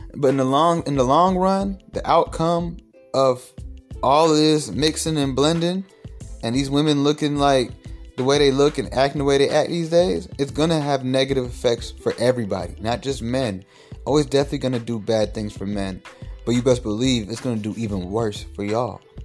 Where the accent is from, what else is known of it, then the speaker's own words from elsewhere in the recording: Atlanta, Georgia, United States; I'm from Atlanta